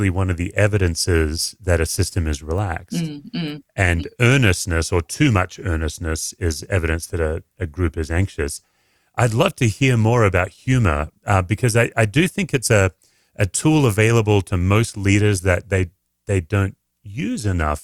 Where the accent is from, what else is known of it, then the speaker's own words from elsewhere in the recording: Australia; as an Aussie